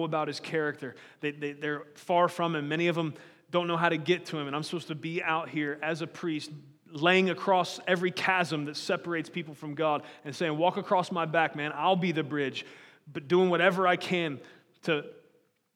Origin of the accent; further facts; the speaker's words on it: United States; born as an American